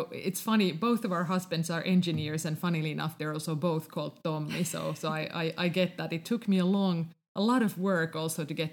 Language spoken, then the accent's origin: English; Finland; first language Finnish; English is a second language; I decided to start in Finnish as it is my mother tongue